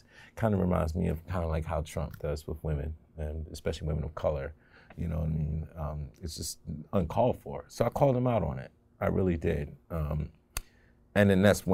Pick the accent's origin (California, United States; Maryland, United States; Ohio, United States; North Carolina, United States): Maryland, United States; Baltimore; I was born and raised in Baltimore. I never lived outside of 695 my entire life